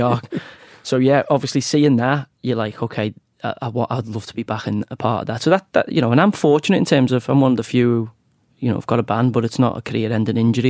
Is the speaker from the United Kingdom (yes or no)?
yes; Knowsley, North West England, United Kingdom; I'm from Knowsley, which is a very, very strong Labour seat